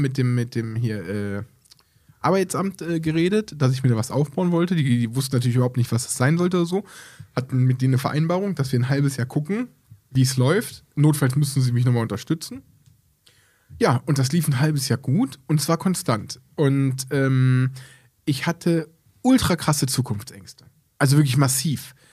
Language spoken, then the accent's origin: German; Aachen, North Rhine-Westphalia, Germany; bei uns in Aachen